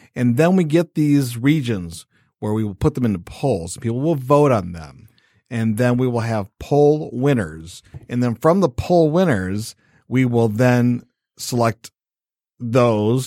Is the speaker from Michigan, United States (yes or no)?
yes; Michigan, United States; I'm born and raised in Michigan, went to Central Michigan University